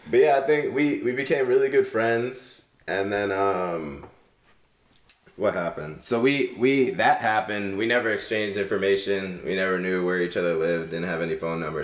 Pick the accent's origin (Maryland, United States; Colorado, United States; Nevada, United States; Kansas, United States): Maryland, United States; also born or lived in California / New Jersey / New York; born in Cali, moved around to New Jersey, New York area for a little bit, and then moved to Maryland when I was seven